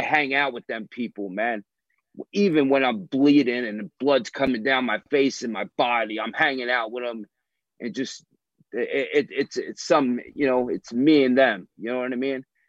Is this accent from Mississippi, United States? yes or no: no; National Park, New Jersey, United States; I'm from National Park, New Jersey